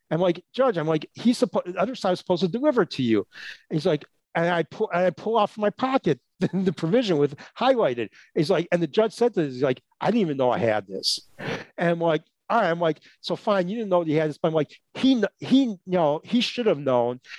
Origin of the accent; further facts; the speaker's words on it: Chicago, Illinois, United States; I grew up in Chicago, right? Chicago's not that fast paced of a city, but still a big city.